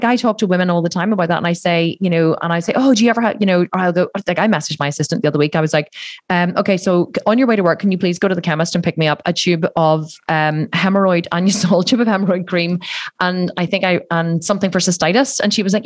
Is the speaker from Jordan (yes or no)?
no; Ireland; I'm Irish and it's a very Catholic country. So like you're just brought up to believe that you're bad